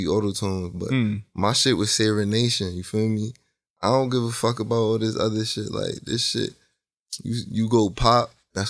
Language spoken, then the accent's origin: English; Hartford, Connecticut, United States; I'm from Hartford, Connecticut